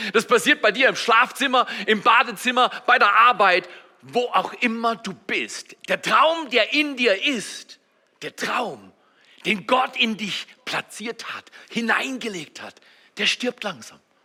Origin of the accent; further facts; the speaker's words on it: Germany; als Deutsche